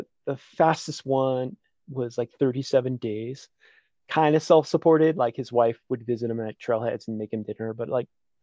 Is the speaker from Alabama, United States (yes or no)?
no; Connecticut, United States; moved away; I grew up in Connecticut, which isn't known for its like awe-inspiring mountain peaks